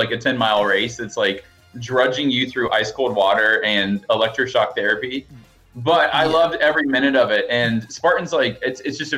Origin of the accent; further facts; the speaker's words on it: Alabama, United States; now in Austin, United States; I grew up in Alabama. I live in Austin, Texas